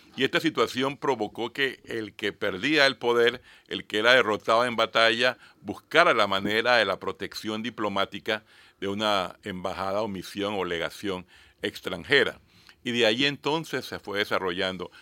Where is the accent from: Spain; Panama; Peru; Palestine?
Panama; como ciudadano panameño